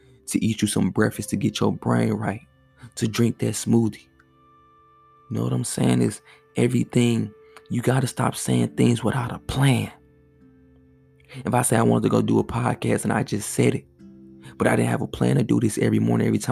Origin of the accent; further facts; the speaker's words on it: St. Louis, Missouri, United States; I'm from St. Louis